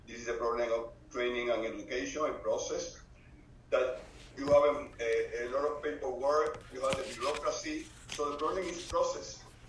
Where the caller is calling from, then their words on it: Puerto Rico; I'm participating from Puerto Rico.